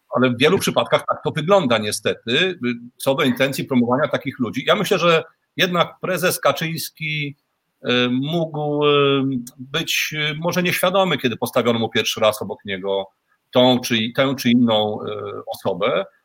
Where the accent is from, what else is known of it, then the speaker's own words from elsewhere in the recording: Poland; now in Moldova; ja mieszkam na stałe w Mołdawii za granicą i nawet tutaj w Mołdawii, e, jak słyszą, że jestem z Polski